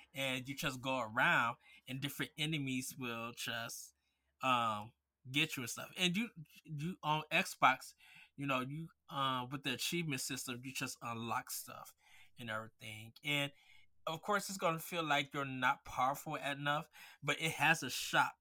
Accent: Midwest, United States; I grew up in the Midwest with grits

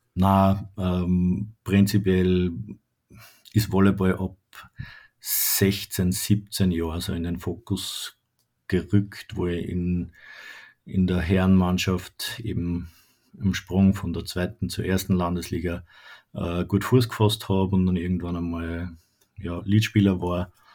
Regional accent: Haag am Hausruck, Upper Austria, Austria; also born or lived in Lonsburg; gebürtig in Haag Hausock und wohne jetzt im schönen Lonsburg

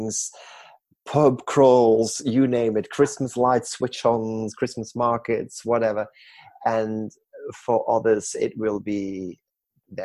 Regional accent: Belgium; moved away; go to my home country, Belgium, for a family gathering

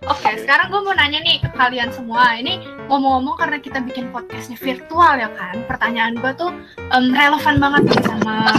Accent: Jakarta, Indonesia; Gue dari Jakarta di sini-sini aja

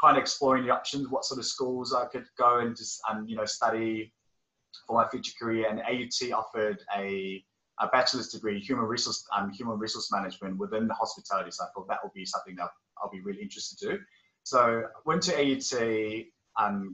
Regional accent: Auckland, New Zealand; also born or lived in South Korea; I'm originally from South Korea. My family emigrated to New Zealand back in 2001 when I was about 9 years old. And ever since I've been living in, living in Auckland

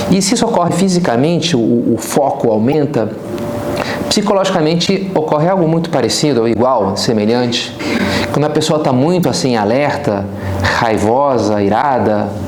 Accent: Rio de Janeiro, Brazil; como carioca, na paz, estamos aqui, tranquilo, né?

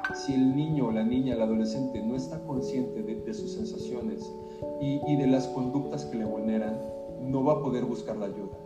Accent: Mexico; mexicanos, mexicanas

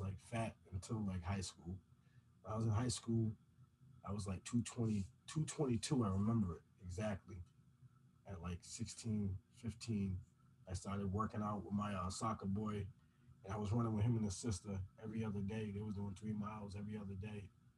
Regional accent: Providence, Rhode Island, United States; also born or lived in Riverside, East Providence; I was born in Southside. I grew up in West Elmwood.

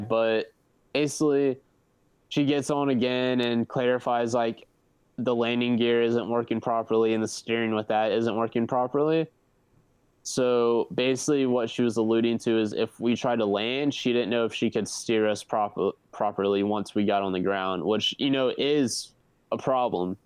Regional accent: Myrtle Beach, South Carolina, United States; it is in my hometown in Myrtle Beach, South Carolina. So I literally live two minutes away from the festival

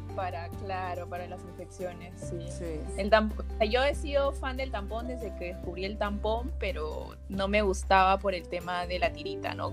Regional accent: Juliaca, Puno, Peru; yo soy natalmente de Juliaca, Juliaca está en Puno

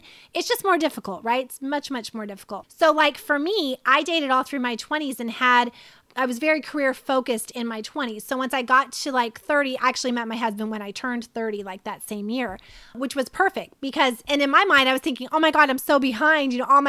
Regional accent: Kentucky, United States; also born or lived in North Carolina / Florida; I'm from the South, and in the South, especially Kentucky, and because I grew up in Kentucky, North Carolina, and Florida

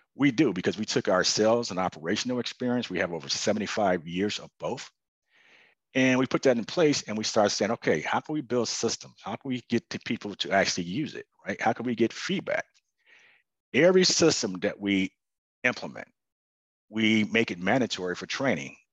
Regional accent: Chicago, Illinois, United States; moved away; I was originally from Chicago

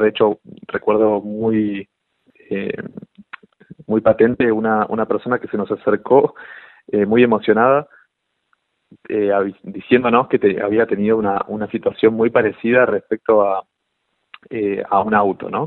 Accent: Villa Ballester, Buenos Aires Province, Argentina; yo, crecí en Villa Ballester, en, provincia de Buenos Aires

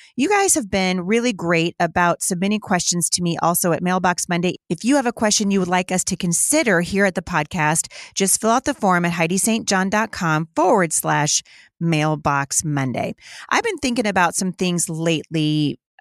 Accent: Battle Ground, Washington, United States; my hometown, uh, of Battleground, Washington

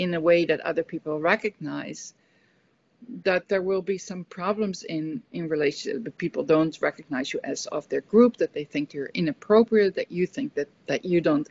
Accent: Netherlands; moved away; also born or lived in United States; when I come back to a Dutch context, that I'm more feeling my emotions as a Dutch person

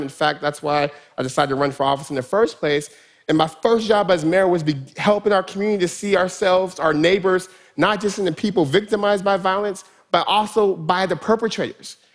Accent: Stockton, California, United States; Stockton's my hometown

